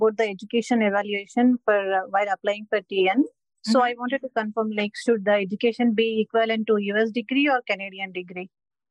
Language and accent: English; India; I'm from India.